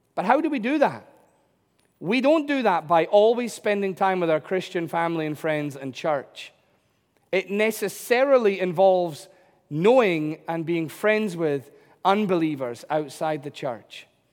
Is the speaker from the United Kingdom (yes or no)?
yes; United Kingdom